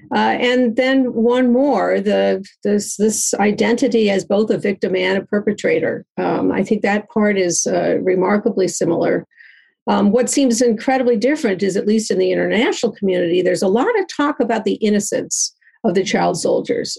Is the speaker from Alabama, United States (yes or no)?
no; Chicago, Illinois, United States; in Chicago, my hometown